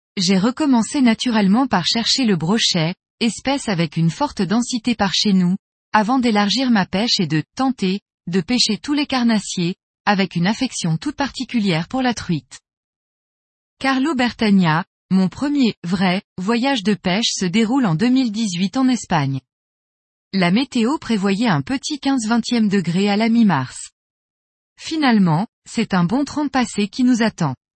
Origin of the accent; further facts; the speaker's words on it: Metz, Grand Est, France; je suis de Metz en Moselle, est de la France. Ma belle région